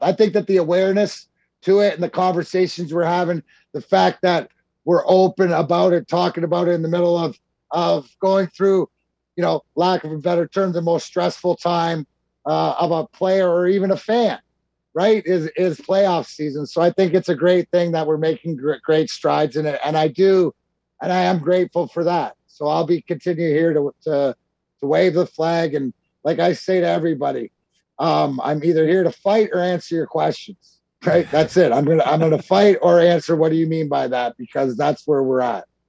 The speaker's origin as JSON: {"language": "English", "country": "Canada", "tie": "born or raised there", "said": "I grew up in Canada."}